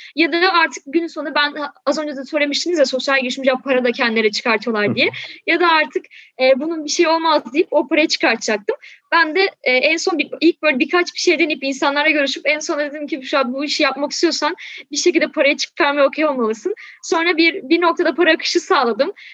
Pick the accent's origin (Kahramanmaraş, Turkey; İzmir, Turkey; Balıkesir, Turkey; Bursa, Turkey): Balıkesir, Turkey; also born or lived in Şanlıurfa; now in Istanbul, Turkey; Şimdi ben Balıkesir'de büyüdüm. Yani şu an İstanbul'da yaşıyorum. Ama hani orada doğup büyüdüm.